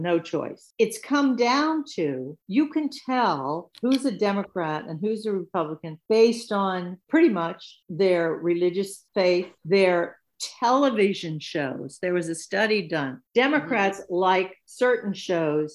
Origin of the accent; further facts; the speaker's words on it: Washington, District of Columbia, United States; also born or lived in Bethesda, Maryland; I'm from Washington, D.C., and I remember as a little girl learning that we lived in the suburbs at this point, you know, right across the border in Bethesda